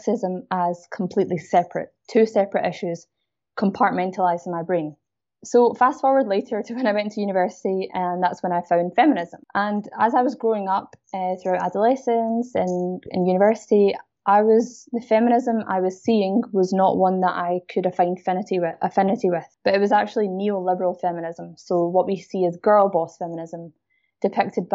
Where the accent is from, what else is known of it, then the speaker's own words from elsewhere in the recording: Glasgow, Scotland, United Kingdom; you can probably hear I'm a Scottish South Asian woman. I grew up in a Pakistani household, so a Muslim household in Glasgow, Scotland.